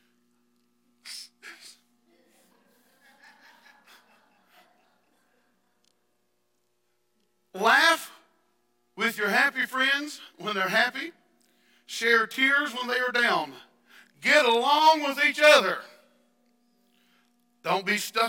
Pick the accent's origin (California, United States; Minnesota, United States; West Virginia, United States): West Virginia, United States; I am from West Virginia